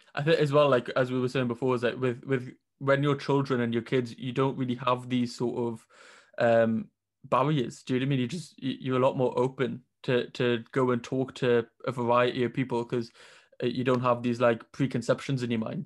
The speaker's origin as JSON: {"language": "English", "town": "Newcastle upon Tyne", "region": "North East England", "country": "United Kingdom", "said": "I'm from Newcastle, and there wasn't that variety up here"}